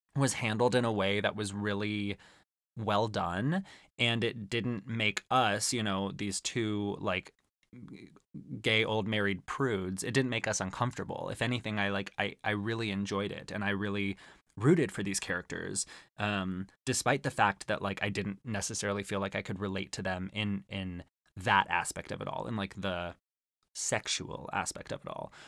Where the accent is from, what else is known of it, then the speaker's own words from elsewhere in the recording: Arizona, United States; growing up in Arizona